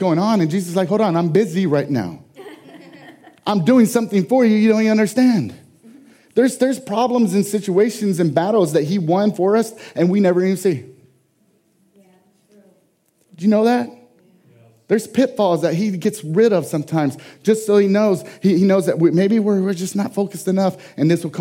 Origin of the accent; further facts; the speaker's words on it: San Antonio, Texas, United States; San Antonio, Texas being my hometown where I was born